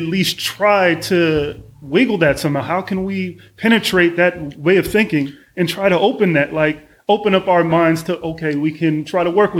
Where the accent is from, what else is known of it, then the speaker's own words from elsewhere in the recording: Oakland, California, United States; also born or lived in Berkeley / San Ramon / Texas; I am from Oakland, California, born in Berkeley. Moved when I was about 10 years old to San Ramon, lived out there for about 5 years before moving to Texas, lived in Texas for about 3.5 years, moved back to Oakland